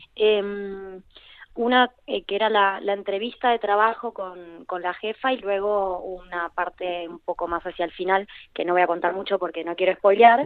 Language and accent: Spanish; Argentina; now in Spain; trabajo en Buenos Aires